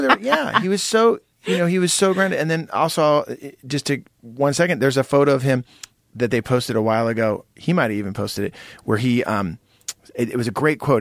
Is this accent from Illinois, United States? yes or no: no; San Jose, California, United States; you and I grew up together in San Jose